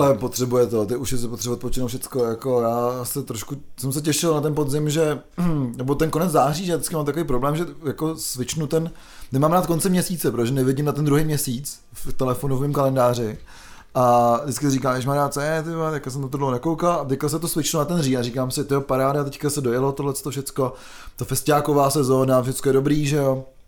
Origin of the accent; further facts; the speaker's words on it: České Budějovice, South Bohemian Region, Czechia; pocházím z Českých Budějovic